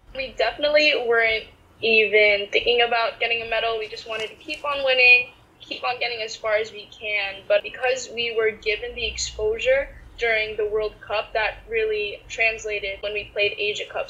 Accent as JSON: {"language": "English", "country": "United States", "tie": "born or raised there", "said": "Growing up in the States as a Filipina athlete"}